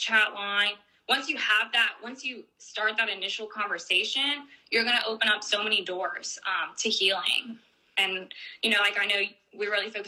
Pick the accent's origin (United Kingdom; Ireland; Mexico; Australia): Mexico; now in United States; now that I've moved to the United States, we do talk about it more because it's more part of the culture here than it is in our, you know, my home country